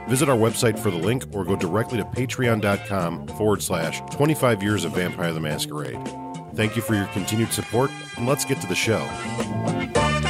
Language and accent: English; Midwest, United States; I'm from the Midwest